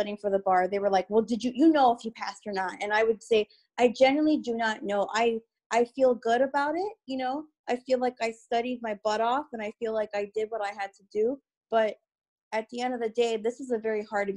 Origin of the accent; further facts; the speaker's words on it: Chicago, Illinois, United States; I'm from Chicago, Illinois. So inner city, northwest side.